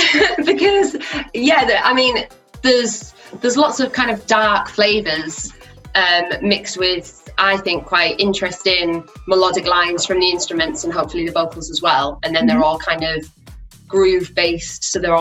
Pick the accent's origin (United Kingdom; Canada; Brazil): United Kingdom; Teesside, North East England; moved away as an adult; now in Leeds, United Kingdom; I'm originally from Teesside in the northeast of England, but I moved to Leeds for music college.